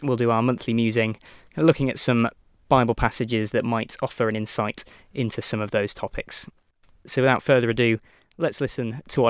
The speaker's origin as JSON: {"language": "English", "town": "Newcastle", "region": "North East England", "country": "United Kingdom", "said": "I'm originally from Newcastle, even though you might not be able to tell."}